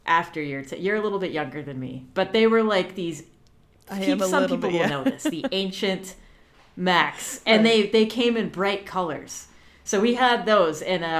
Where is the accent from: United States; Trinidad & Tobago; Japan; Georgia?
United States; Orlando, Florida; I grew up in Orlando, Florida.